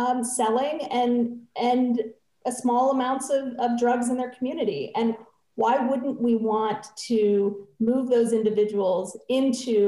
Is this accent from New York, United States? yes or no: no; New Mexico, United States; I grew up here in New Mexico.